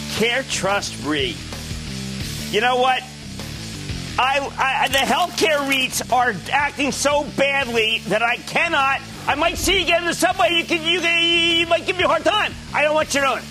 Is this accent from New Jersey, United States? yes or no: yes; New Jersey, United States; my home state of New Jersey